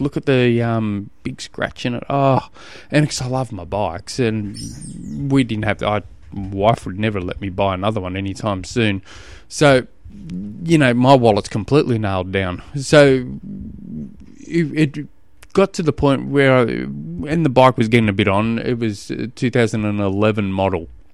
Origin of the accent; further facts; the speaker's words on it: Tasmania, Australia; I come from Tasmania